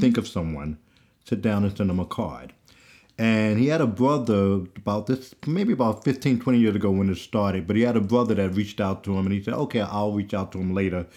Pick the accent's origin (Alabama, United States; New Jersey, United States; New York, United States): New York, United States; growing up in New York in middle school and, and, uh, high school